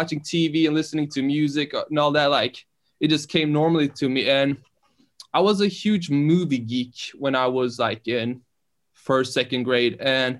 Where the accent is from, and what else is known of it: Bærum, Akershus, Norway; born or raised there; English is a second language; also born or lived in Iran